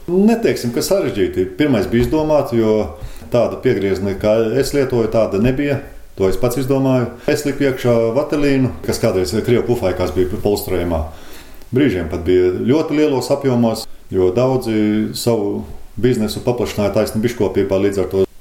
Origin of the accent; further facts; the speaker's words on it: Kurzeme, Latvia; moved away; also born or lived in Priekuļi Municipality, Latvia; pats esmu kurzemnieks